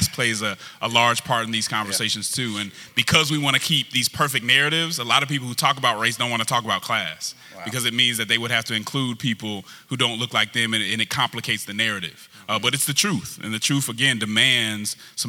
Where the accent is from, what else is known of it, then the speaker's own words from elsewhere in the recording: Denver, Colorado, United States; I'm originally from Denver, Colorado. And so I was raised in a very diverse group of people